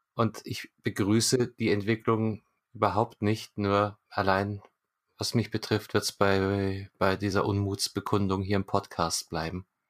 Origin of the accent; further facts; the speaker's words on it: Munich, Bavaria, Germany; ich als, als Münchner mit äh, Direktzugang zum Marienplatz